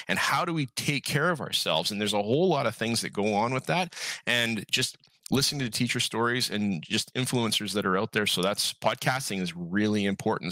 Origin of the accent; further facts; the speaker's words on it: Calgary, Alberta, Canada; moved away as an adult; now in Abbotsford, Canada; I grew up in Calgary, Alberta